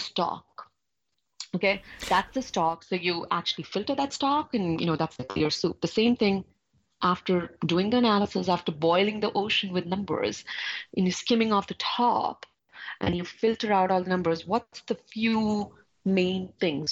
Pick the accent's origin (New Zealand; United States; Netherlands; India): India; I'm coming from India.